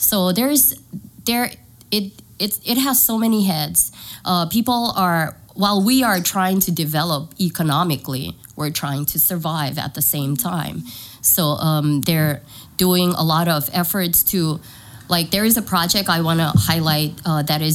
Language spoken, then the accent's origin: English; Kosrae, Micronesia; moved away as an adult; now in San Diego, United States; I'm from Kuchai. My dad is from Kuchai. My mom is from Panape. So I'm half. I moved here with my family. We're here almost 3 years now.